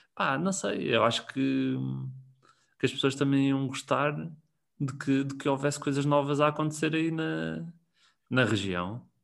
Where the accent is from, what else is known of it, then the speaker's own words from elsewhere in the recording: Tomar, Centro, Portugal; eu sou de Tomar e fazia muitas vezes viagem de Tomar-Lisboa